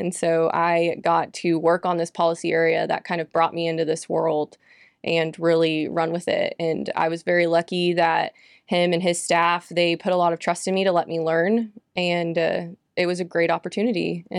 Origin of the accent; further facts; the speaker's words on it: Cypress, Texas, United States; I grew up in Houston and in the suburbs of Houston called Cypress, Texas. And so there wasn't a big 4-H group in Cypress because we were very suburban.